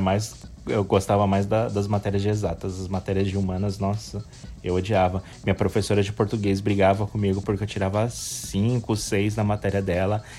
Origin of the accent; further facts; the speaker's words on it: São Paulo, Brazil; Eu nasci no hospital, mas eu não lembro qual hospital, mas eu nasci no, em São Paulo, na capital, em São Paulo mesmo, no estado de São Paulo, na cidade de São Paulo